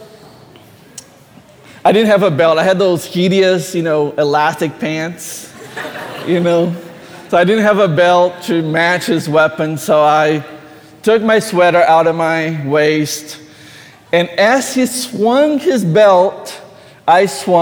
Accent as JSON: {"language": "English", "country": "Brazil", "tie": "born or raised there", "moved": "yes", "said": "I grew up in Brazil"}